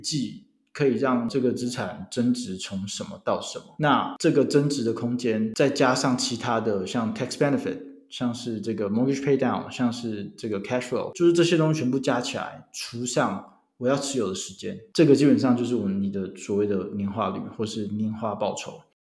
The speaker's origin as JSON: {"language": "Chinese", "country": "Taiwan", "said": "我自己是来自于台湾的台湾囡仔"}